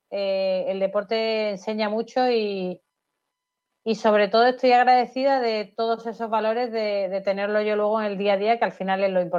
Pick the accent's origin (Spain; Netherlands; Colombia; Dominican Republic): Spain; Málaga, Andalusia; cuando voy fuera al extranjero y digo que soy de Málaga y tal, todo el mundo, qué suerte de Málaga, qué me gusta Málaga, me encantaría vivir en Málaga.